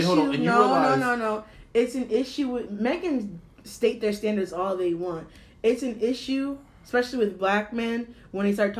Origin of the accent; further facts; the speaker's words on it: Bridgewater, New Jersey, United States; we're from Bridgewater, me and Dominic from Bridgewater